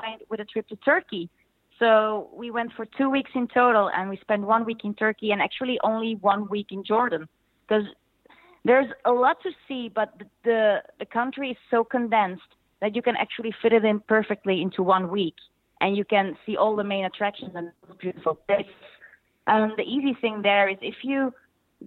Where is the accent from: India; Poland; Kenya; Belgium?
Belgium; I'm from Belgium